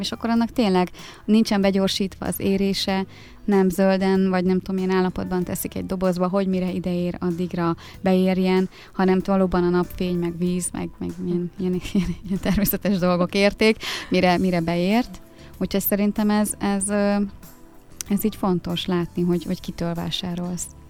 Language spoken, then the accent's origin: Hungarian; Dömsöd, Pest, Hungary; Én egy Dunaparti kis faluban nőttem fel, Dömsödön.